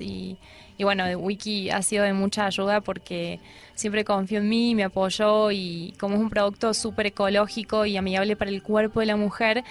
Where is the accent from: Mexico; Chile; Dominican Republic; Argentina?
Argentina; Córdoba; moved away as an adult; now in Colombia; En Córdoba, yo soy de Córdoba